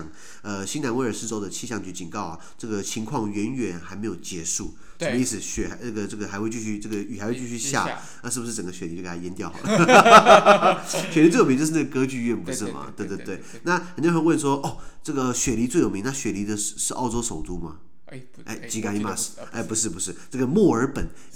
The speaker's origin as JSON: {"language": "Chinese", "country": "Taiwan", "said": "因为我台湾人可能比较不熟悉南北半球"}